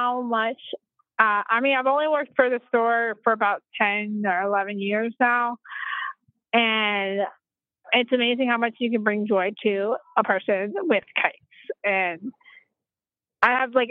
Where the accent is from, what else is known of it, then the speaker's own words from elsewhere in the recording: the South, United States; I'm from the good old South, so, but you couldn't tell from my accent whatsoever